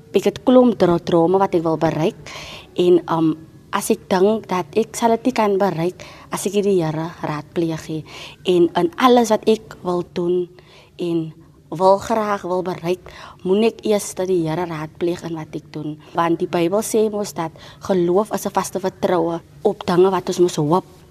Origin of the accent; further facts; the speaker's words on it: Cape Town, Western Cape, South Africa; van Elsie se rivier. Ek bly nou al baie lank daar, van kleins af